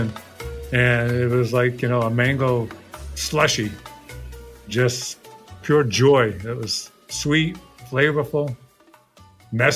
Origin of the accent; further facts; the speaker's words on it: Rhode Island, United States; now in Pompano Beach, United States; Rhode Island was my hometown